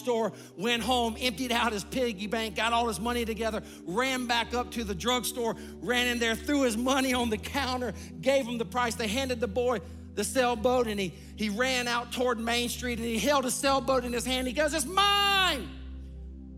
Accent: Sumter, South Carolina, United States; I grew up in a small town, Sumter, South Carolina

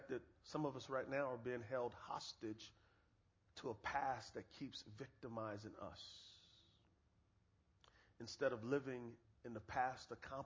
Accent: San Antonio, Texas, United States; I am from San Antonio, Texas, and my best friends are Mexican, so I know a little bit of Spanish

